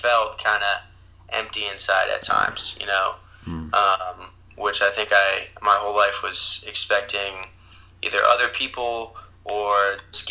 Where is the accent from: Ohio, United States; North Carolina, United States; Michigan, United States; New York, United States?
Ohio, United States; Columbus; also born or lived in Boston; I'm from Columbus, Ohio, where I currently live.